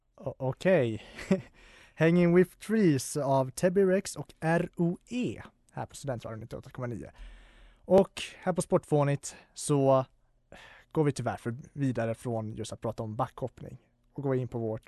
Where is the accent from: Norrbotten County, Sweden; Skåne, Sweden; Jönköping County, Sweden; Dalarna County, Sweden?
Dalarna County, Sweden; Falun; min hemort, eh, eller min föreställningsort, Falun